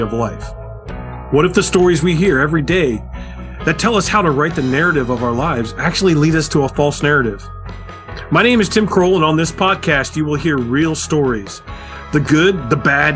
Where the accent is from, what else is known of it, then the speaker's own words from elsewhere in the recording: Michigan, United States; we're both from Michigan